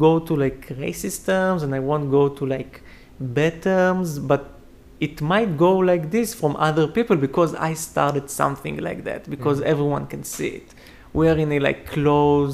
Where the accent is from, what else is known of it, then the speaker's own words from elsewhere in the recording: Israel; moved away as an adult; now in United States; I'm from Israel.